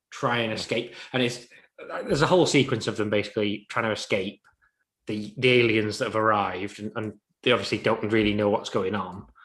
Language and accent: English; Crewe, North West England, United Kingdom; I'm a Chicago fan. I'm from Crewe.